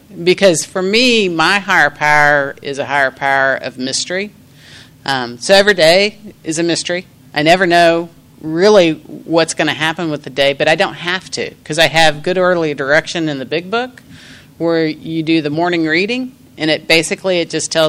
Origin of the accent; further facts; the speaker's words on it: Kansas, United States; And I'm from Kansas. I'm out here. I'm on vacation in the hottest place on earth.